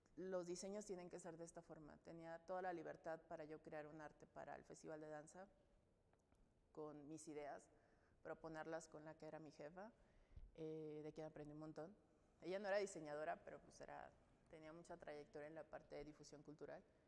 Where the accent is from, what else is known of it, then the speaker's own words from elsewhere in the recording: Navolato, Sinaloa, Mexico; also born or lived in Nayarit; yo nací en Nayarit y cuando nos mudamos a Sinaloa yo tenía siete años, entonces crecí en Nabolato, Sinaloa.